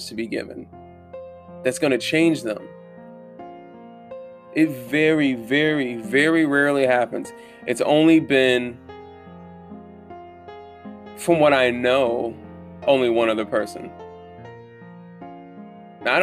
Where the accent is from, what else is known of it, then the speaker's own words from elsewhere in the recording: Southern Germany, Germany; moved away; I'm from Southern Germany